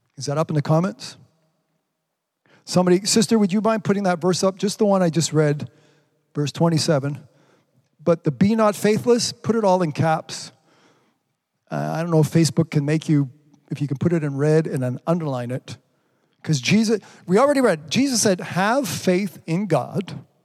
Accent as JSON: {"language": "English", "country": "Canada", "said": "pray for my prime minister"}